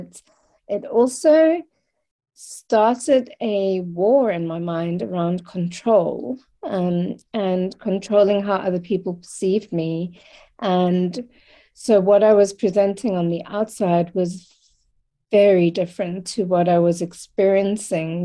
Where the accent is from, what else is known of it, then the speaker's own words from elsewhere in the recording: Cape Town, Western Cape, South Africa; I was born in Cape Town in 1976, in South Africa. And so I have the privilege of and pain of experiencing both sides of growing up in the apartheid regime